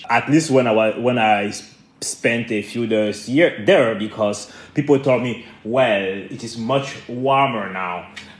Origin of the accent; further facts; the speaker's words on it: Cameroon; moved away; also born or lived in France / Montreal, Canada / United States; I was born in Cameroon, and I grew up in Cameroon. I spent time between Cameroon, France, Canada, and the US.